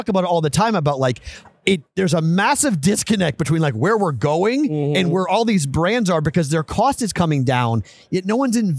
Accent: Massachusetts, United States; when I grew up outside of Boston, WEI was the standard

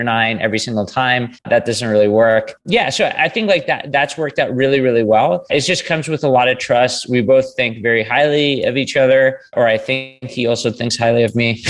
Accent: New York City, New York, United States; now in Canada; I grew up in New York City

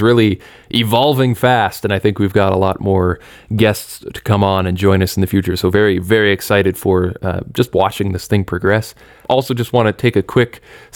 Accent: Canada; I'm Canadian

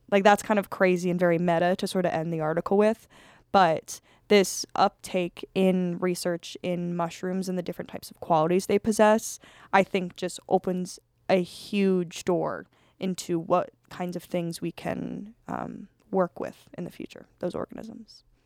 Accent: Colorado, United States; I'm from Colorado

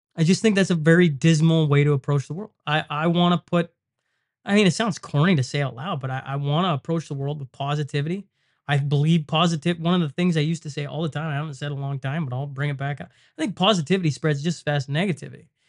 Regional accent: Lloydminster, Canada; the casino in Lloyd. And I mean, it's my hometown

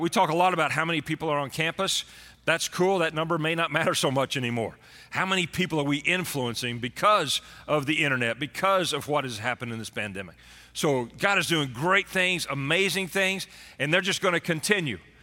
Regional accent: Texas, United States; being a Texan, Born and raised in Texas

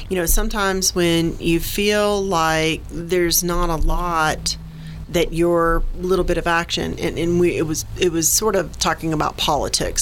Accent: Jacksonville, Florida, United States; moved away; I'm originally a Floridian

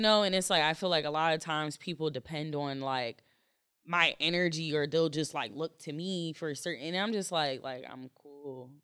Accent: Jamaica; I'm Jamaican

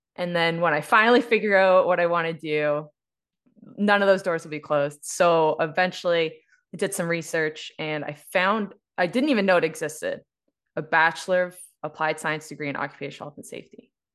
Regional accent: East Coast, Canada; now in Calgary, Canada; I was raised on the East Coast, um, specifically in a coal mining town and fishing, fishing town

